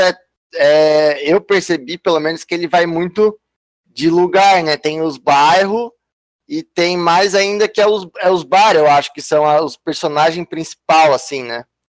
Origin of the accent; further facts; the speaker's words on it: Criciúma, Santa Catarina, Brazil; eu sou de Criciúma